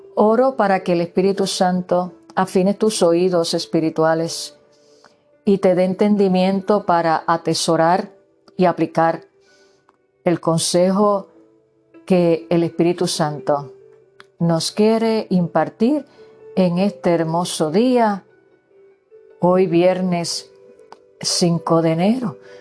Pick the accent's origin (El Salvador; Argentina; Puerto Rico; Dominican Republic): Puerto Rico; moved away; yo que provengo de Puerto Rico, donde se celebran las navidades hasta febrero